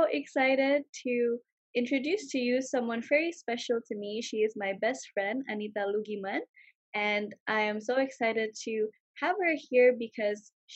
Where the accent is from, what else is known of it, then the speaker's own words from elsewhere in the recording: Jakarta, Indonesia; moved away; where I'm from originally in Jakarta